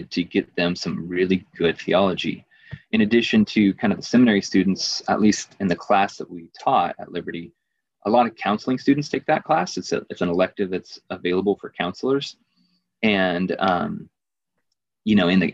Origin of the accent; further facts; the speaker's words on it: Virginia, United States; some dude from Virginia